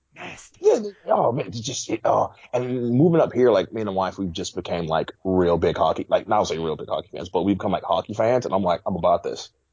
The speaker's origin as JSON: {"language": "English", "town": "Atlanta", "region": "Georgia", "country": "United States", "also_born_or_lived": "New York", "said": "I'm from Atlanta"}